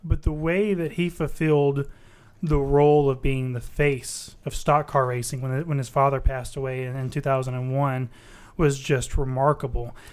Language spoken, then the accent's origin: English; Mobile, Alabama, United States; now in Charlotte, United States; originally from Mobile, Alabama, now, uh, in Charlotte, North Carolina